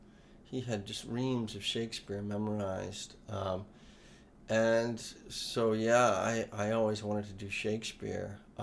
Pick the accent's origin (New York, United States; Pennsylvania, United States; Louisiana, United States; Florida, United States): Louisiana, United States; New Orleans; Coming from New Orleans, we didn't ski. I had never been to a mountain.